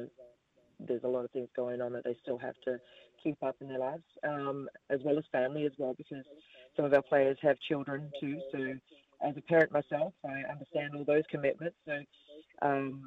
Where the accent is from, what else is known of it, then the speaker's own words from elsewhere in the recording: Australia; moved away as an adult; now in New Zealand; growing up in Australia